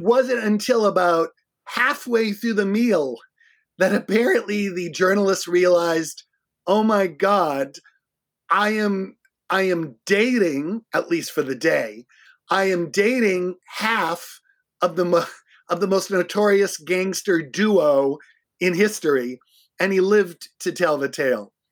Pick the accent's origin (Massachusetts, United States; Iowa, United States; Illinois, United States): Massachusetts, United States; Boston; moved away as an adult; now in Minneapolis, United States; I'm from Boston. I'm, I'm not originally from Minnesota